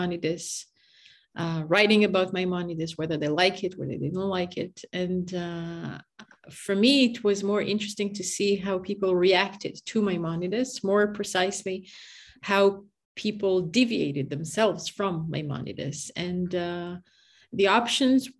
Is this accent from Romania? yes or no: no; Dimona, Southern District, Israel; moved away as an adult; also born or lived in Jerusalem, Israel / Montreal, Canada; now in Hamburg, Germany; I grew up in Dimona, which is a very small city in the south of Israel, like 30 kilometers south to Be'er Sheva